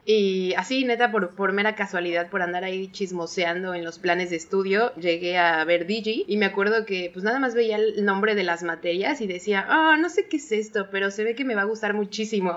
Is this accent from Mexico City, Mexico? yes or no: yes; Mexico City, Mexico; moved away; yo también soy de la Ciudad de México